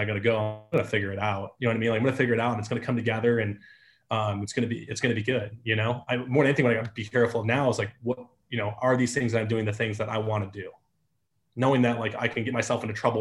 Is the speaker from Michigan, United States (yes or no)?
yes; Detroit, Michigan, United States; moved away as an adult; I grew up in Metro Detroit